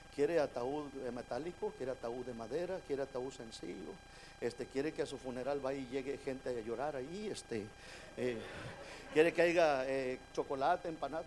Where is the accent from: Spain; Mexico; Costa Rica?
Mexico; Monterrey, Nuevo León; now in United States; yo soy de Monterrey, México